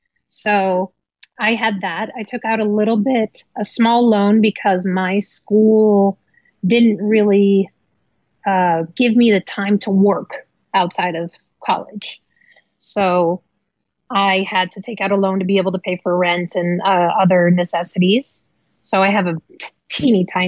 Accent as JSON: {"language": "English", "town": "Amsterdam", "region": "North Holland", "country": "Netherlands", "tie": "born or raised there", "moved": "as an adult", "lives_now": "United States", "said": "I was born in Amsterdam, the Netherlands, to a Dutch father and an American mother. And I, you know, grew up in Amsterdam."}